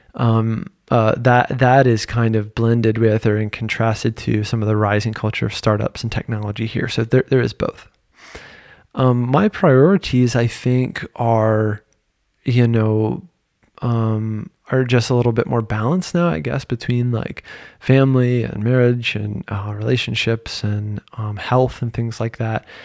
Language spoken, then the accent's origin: English; Virginia, United States; moved away as an adult; also born or lived in North Carolina; now in Paris, France; I'm a dude from Virginia at the time with a private practice in North Carolina